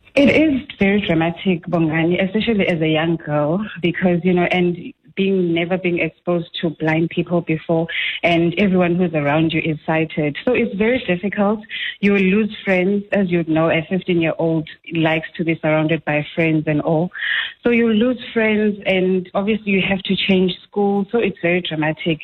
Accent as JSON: {"language": "English", "town": "Willowvale", "region": "Eastern Cape", "country": "South Africa", "said": "I'm from the Willowvale Eastern Cape"}